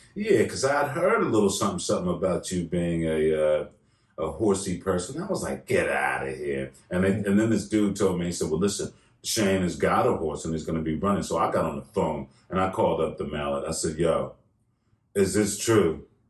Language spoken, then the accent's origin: English; United States; being an American